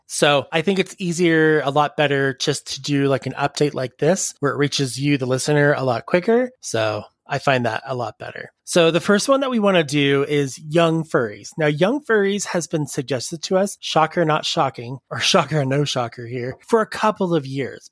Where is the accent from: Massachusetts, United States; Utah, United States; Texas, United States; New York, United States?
Utah, United States; Salt Lake City; I am essentially from Salt Lake City, Utah